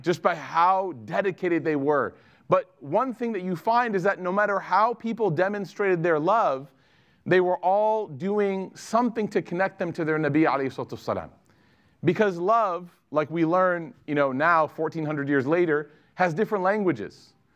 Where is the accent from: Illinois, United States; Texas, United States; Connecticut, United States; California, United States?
Illinois, United States; Chicago; a woman that I grew up with in Chicago